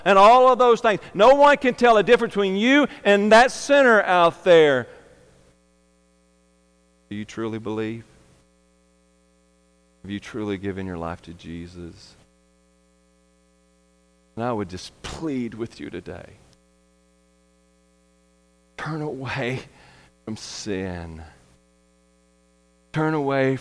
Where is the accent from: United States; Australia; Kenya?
United States; I'm American. I'm not a British.